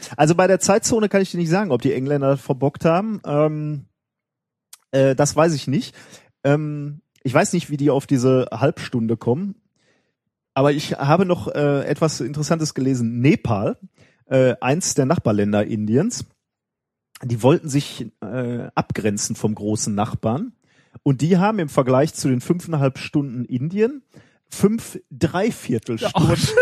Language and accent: German; Germany; wenn man als Deutscher im Ausland ist